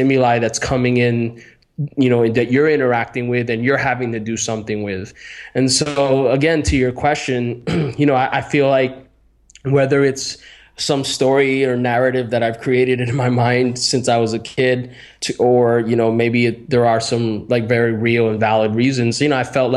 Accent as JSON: {"language": "English", "town": "Miami", "region": "Florida", "country": "United States", "tie": "born or raised there", "said": "I grew up in Miami, Florida"}